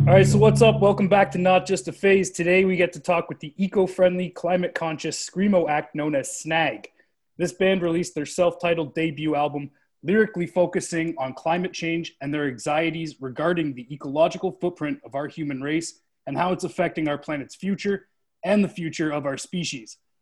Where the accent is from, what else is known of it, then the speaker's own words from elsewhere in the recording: Canada; we're Canadian